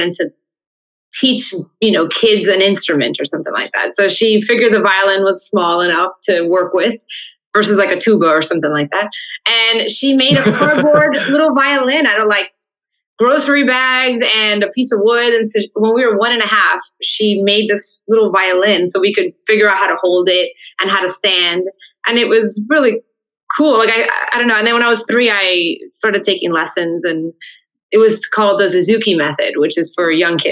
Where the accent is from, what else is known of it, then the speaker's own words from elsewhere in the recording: Miami, Florida, United States; my dad came from Havana, Cuba, my mom from Santiago, and then they met in Miami, and I was born in Miami